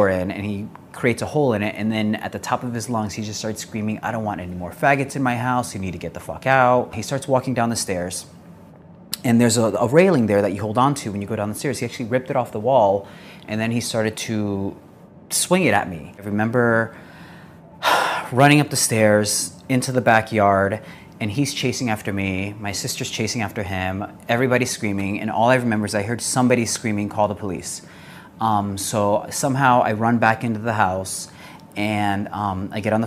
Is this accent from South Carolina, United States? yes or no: yes; Greenville, South Carolina, United States; I am from Greenville, South Carolina.